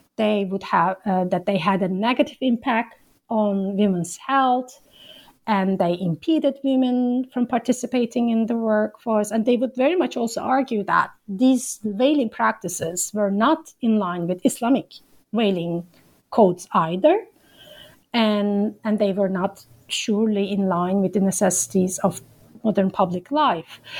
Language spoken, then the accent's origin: English; İzmir, Turkey; moved away as an adult; also born or lived in Ankara; I grew up in Izmir and as I said, I moved to Ankara uh, to study at Bilkent